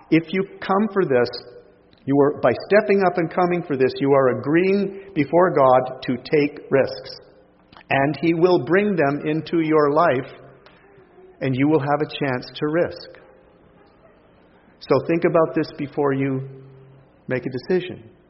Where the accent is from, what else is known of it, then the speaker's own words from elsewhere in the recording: Canada; I'm a Canadian who's learned well from you people.